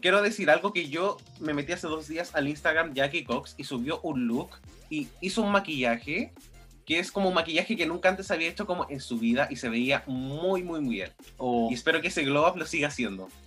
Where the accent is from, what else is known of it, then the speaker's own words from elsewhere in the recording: Chile; Nosotros quizás como chilenos